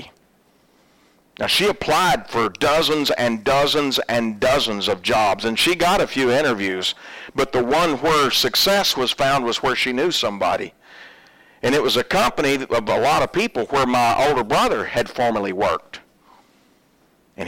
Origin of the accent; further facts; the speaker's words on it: Oklahoma, United States; moved away; I'm originally from Oklahoma